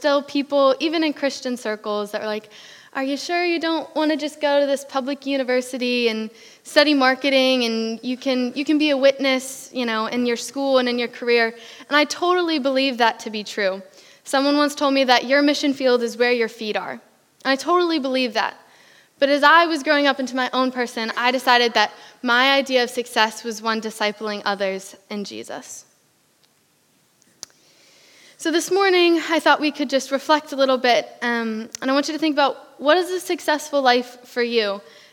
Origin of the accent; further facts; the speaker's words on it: Pennsylvania, United States; moved away as an adult; now in United Kingdom; I am from America. I am from Pennsylvania along the East Coast.